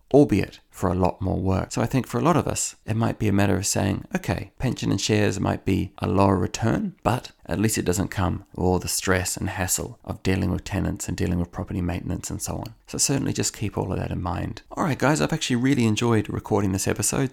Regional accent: Auckland, New Zealand; now in Ireland; where I grew up in Howick in Auckland

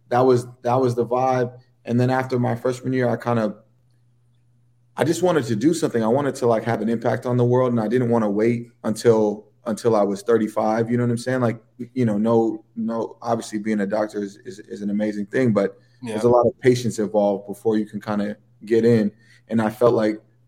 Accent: San Francisco, California, United States; also born or lived in Paris, France / Amsterdam, Netherlands; now in New York City, United States; my childhood was in San Francisco

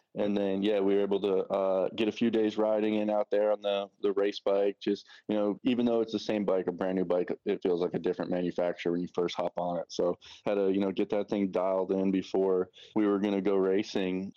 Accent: New York, United States; now in Tallahassee, United States; I'm originally from New York. Um, I'm, like, an hour north of the city

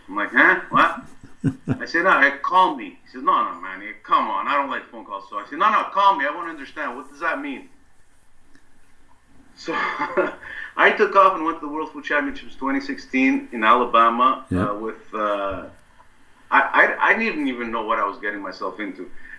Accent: Laval, Quebec, Canada; in my hometown in Laval

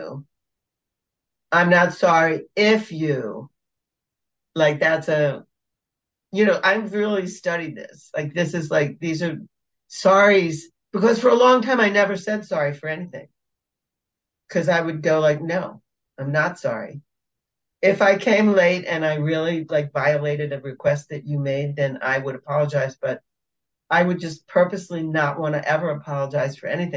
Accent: United States; I, as an American, I'm super direct

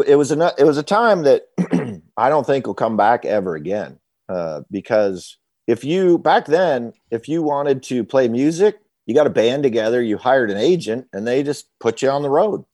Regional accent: Waterbury, Vermont, United States; moved away as an adult; now in Nashville, United States; I'm from Vermont, Waterbury, Vermont, uh, to be specific

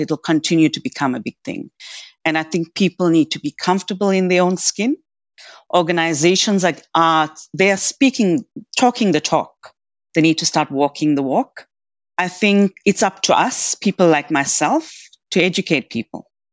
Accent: South Africa; moved away as an adult; also born or lived in south of India (ancestry); now in Australia; I was, you know, third generation born in South Africa and I'm very South African by the same token.

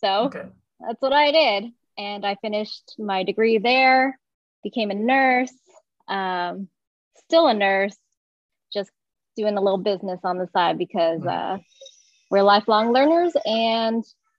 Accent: Del Valle, Texas, United States; I grew up in Del Valle, Texas, which is the east side of Austin.

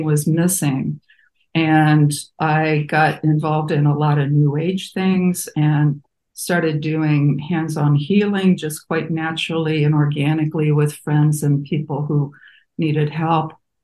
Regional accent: Midwest, United States; moved away as an adult; also born or lived in Muncie, Indiana / California; I was raised Catholic in the Midwest

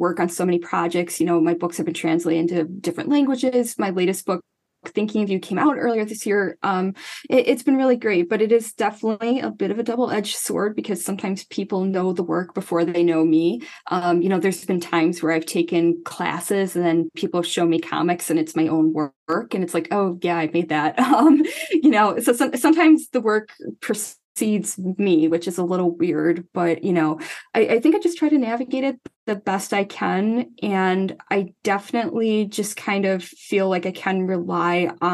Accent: Chicagoland area, Illinois, United States; I'm not from Chicago itself. I'm from a suburb, but I'm from the Chicagoland area

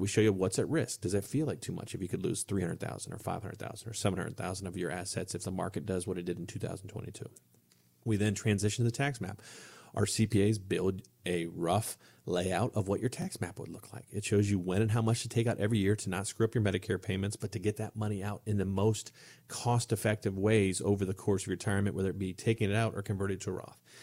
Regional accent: Ohio, United States; moved away; I'm from a small town in Ohio

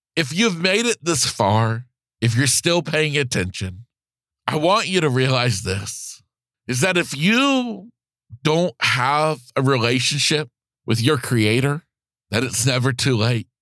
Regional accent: Florida, United States; being back in Florida, my home state

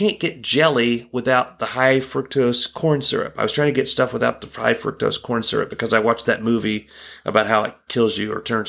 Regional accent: Proctorville, Ohio, United States; I'm from Proctorville, Ohio.

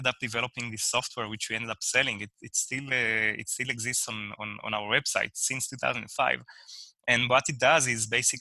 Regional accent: Israel; moved away; I'm originally from Israel

